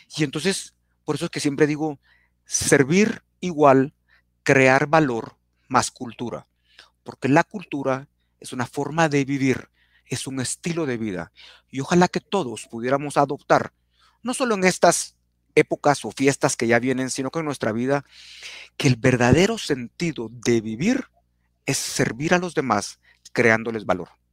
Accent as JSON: {"language": "Spanish", "country": "Guatemala", "said": "como buenos chapines"}